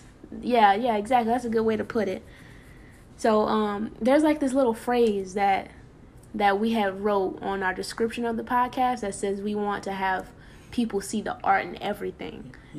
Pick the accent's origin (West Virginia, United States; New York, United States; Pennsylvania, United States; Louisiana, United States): Louisiana, United States; New Orleans; Well, I'm from New Orleans. Well, not really, because if you ask me where anything is, I probably wouldn't be able to tell you. I didn't really grow up there.